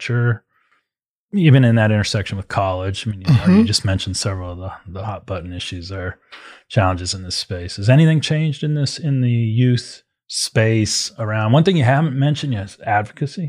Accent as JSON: {"language": "English", "town": "Las Vegas", "region": "Nevada", "country": "United States", "tie": "born or raised there", "said": "I grew up out in Las Vegas, West Coast guy as well"}